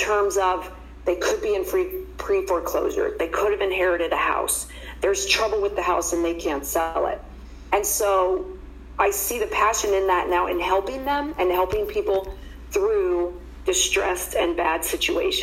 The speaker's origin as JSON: {"language": "English", "town": "Columbus", "region": "Ohio", "country": "United States", "tie": "born or raised there", "moved": "as an adult", "lives_now": "Phoenix, United States", "said": "I was born and raised in Columbus, Ohio"}